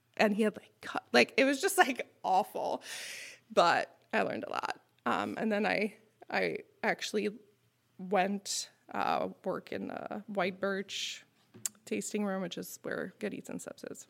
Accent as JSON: {"language": "English", "town": "Montreal", "region": "Quebec", "country": "Canada", "first_language": "French", "second_language": "English", "moved": "yes", "lives_now": "Skaneateles, United States", "said": "I'm from Montreal"}